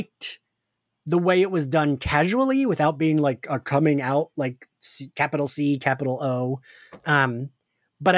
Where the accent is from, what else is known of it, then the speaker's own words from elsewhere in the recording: right outside of Philadelphia, Pennsylvania, United States; Kim and I grew up right outside of Philly.